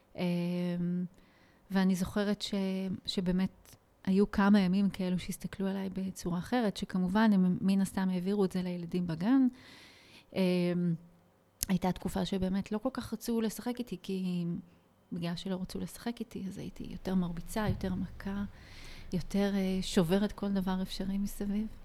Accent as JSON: {"language": "Hebrew", "town": "Nof HaGalil", "region": "Northern District", "country": "Israel", "tie": "born or raised there", "said": "איפה גדלתי? בעצם את השנים שלי כילדה וכמתבגרת אה, ביליתי בנצרת עילית, מה שנקרא היום נוף הגליל"}